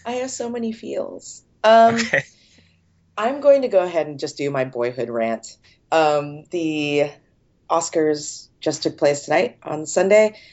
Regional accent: California, United States; I grew up in California

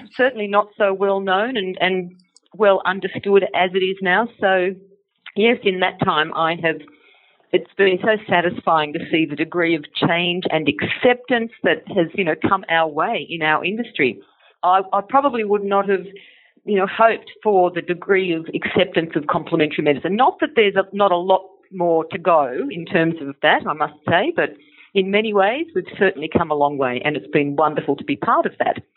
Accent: Sydney, New South Wales, Australia; I'm from Sydney

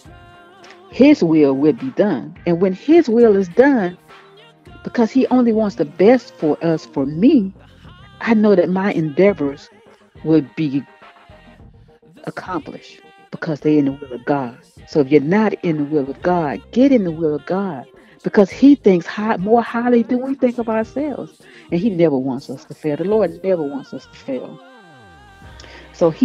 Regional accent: Mobile, Alabama, United States; moved away as an adult; when I grew up in Mobile. And I left home September 1985

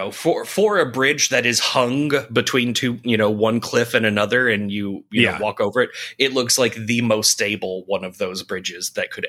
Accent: San Francisco, California, United States; Yeah, it's okay. I grew up in San Francisco.

